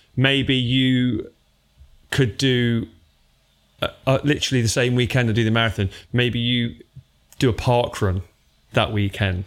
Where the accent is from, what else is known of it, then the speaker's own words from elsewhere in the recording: Derby, East Midlands, United Kingdom; we're both from Derby